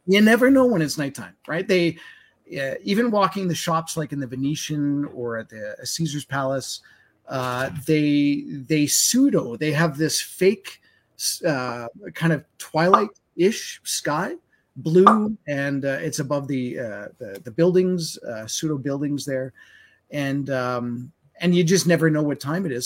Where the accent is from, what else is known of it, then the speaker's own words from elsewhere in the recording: Winnipeg, Manitoba, Canada; now in Alberta, Canada; I grew up in Winnipeg's, and uh, and I've told the story where I moved out here in '96